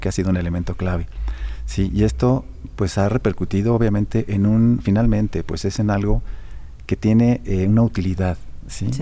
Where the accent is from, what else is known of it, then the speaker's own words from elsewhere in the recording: Mexico; also born or lived in Europe; now in Aguascalientes, Mexico; como mexicano y como aguascalentense adoptivo